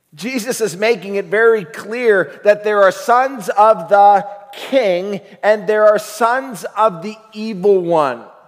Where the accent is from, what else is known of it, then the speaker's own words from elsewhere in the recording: United States; also born or lived in Africa; we are American.